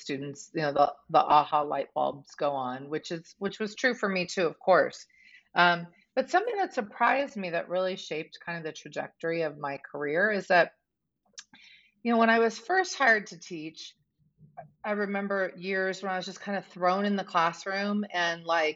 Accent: Southern California, United States; moved away as an adult; now in Golden, United States; I grew up in Southern California

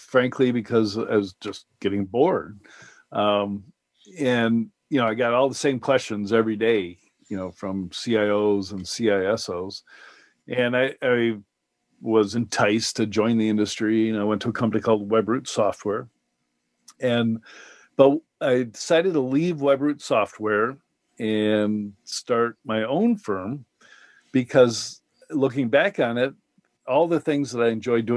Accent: Madison, Wisconsin, United States; my hometown, Madison, Wisconsin

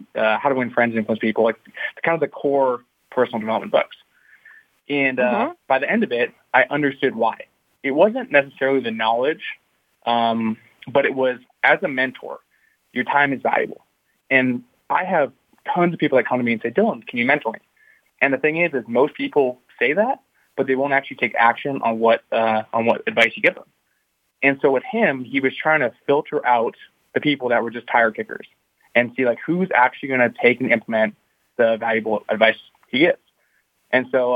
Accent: Canada; I'm from Canada

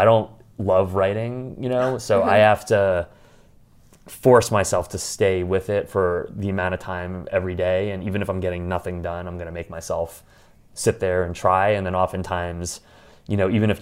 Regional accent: New York, United States; I'm a New Yorker

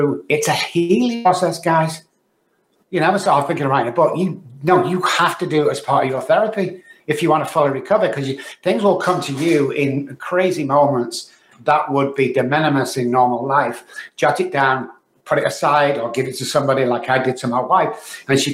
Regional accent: Manchester, North West England, United Kingdom; now in Texas, United States; I was born in Manchester, UK, guys, as you can tell by the accent

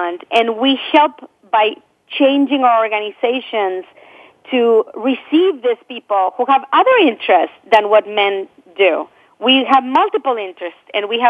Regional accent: Argentina; moved away as an adult; now in United States; I come from Argentina, where I grew up. And, I came to this country with two suitcases, newly married

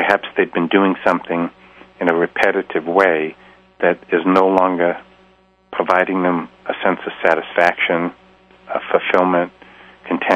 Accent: Boston, Massachusetts, United States; being a Bostonian

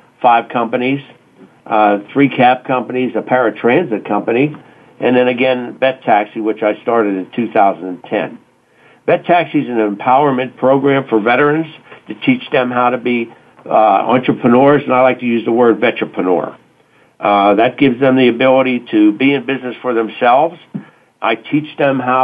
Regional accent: Pittsburgh, Pennsylvania, United States; growing up on the north side of Pittsburgh

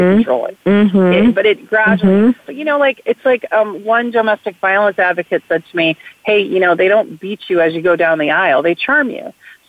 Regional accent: West Coast, United States; I was from the West Coast when I went to work for Biden.

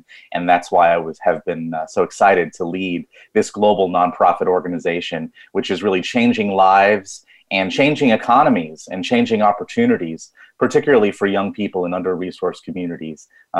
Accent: New York, United States; now in Massachusetts, United States; I hail from New York too, but currently reside in Massachusetts.

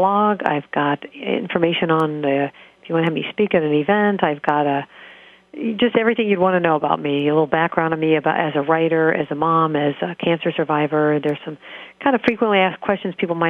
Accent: hometown of The Plain Dealer, Ohio, United States; work for this paper in my hometown where I'm living

